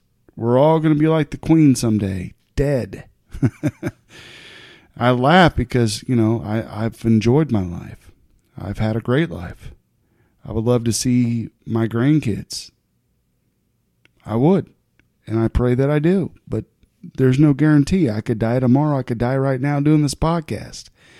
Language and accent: English; United States; I'm an American